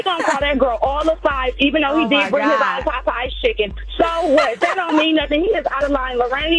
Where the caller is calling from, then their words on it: Hayward, California, United States; I'm calling from Hayward.